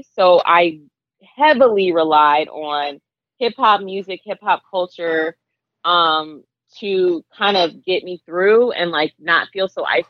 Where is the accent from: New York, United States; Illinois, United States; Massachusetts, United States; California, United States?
Massachusetts, United States; Boston; also born or lived in Alabama, United States / Georgia, United States; I was born in Alabama. My mom and I moved to Boston when she was pursuing her PhD. When she and my stepdad married, we moved to Georgia. And eventually they moved back to Boston.